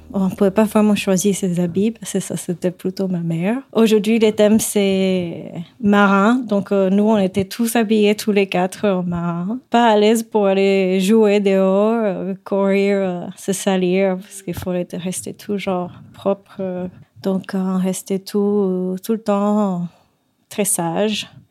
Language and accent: French; Puerto Rico; French is a second language; moved away as an adult; now in France; je viens de Porto Rico